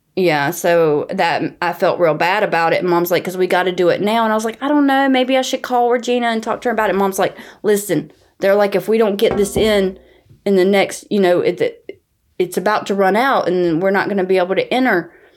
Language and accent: English; North Carolina, United States; accent: southern; now in New York, United States; I live in New York, but I grew up in the South in North Carolina